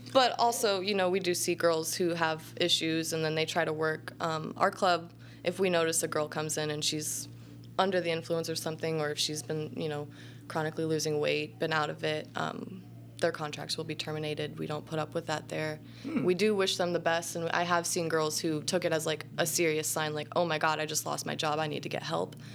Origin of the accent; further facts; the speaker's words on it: Southern Illinois, United States; I grew up all over like Southern Illinois, like mm. anywhere between Effingham and Carbondale